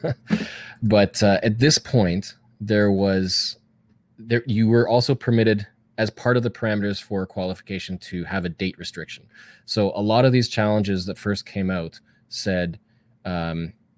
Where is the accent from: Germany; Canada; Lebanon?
Canada; I'm Canadian. I got to say Z.